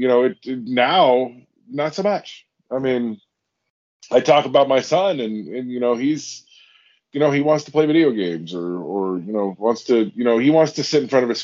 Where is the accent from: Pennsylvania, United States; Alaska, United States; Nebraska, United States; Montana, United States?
Alaska, United States; Seward; moved away; I grew up in a town of 2,500 people. My hometown is 3 miles long.